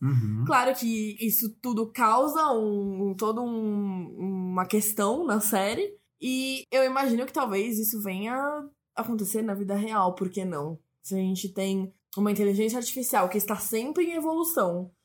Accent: Brazil; a gente é brasileiro

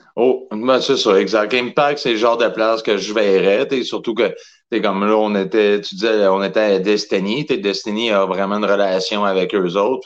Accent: Saint-Hyacinthe, Quebec, Canada; je viens de Saint-Hyacinthe

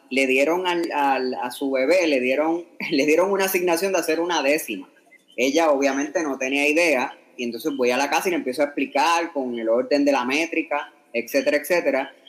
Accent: Yabucoa, Puerto Rico; la gente de mi pueblo

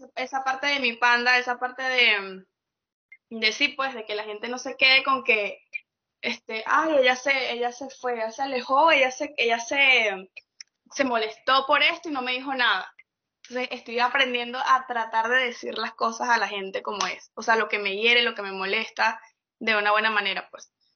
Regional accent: Venezuela; moved away; me fui de Venezuela

